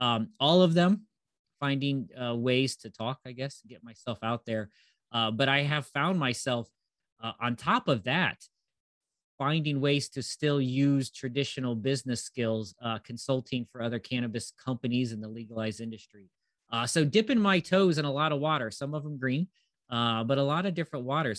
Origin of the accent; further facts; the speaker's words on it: Ohio, United States; I am from Northeast Ohio, lived here most of my life, traveled around a bit.